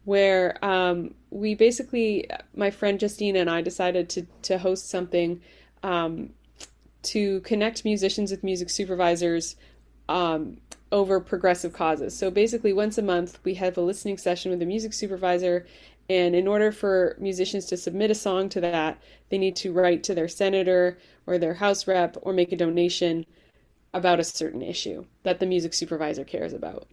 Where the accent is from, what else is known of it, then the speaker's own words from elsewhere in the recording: Vancouver, British Columbia, Canada; moved away as an adult; also born or lived in Ireland / Hawaii; now in Bay Area, United States; I was born in Ireland, immigrated to Canada when I was 5, grew up in Vancouver, BC